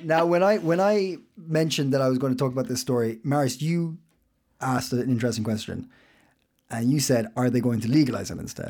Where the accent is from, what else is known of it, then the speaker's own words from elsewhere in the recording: Ireland; now in Copenhagen, Denmark; I'm Irish